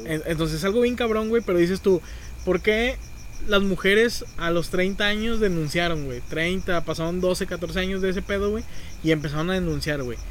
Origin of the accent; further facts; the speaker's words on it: San Nicolás de los Garza, Nuevo León, Mexico; yo soy de Sanico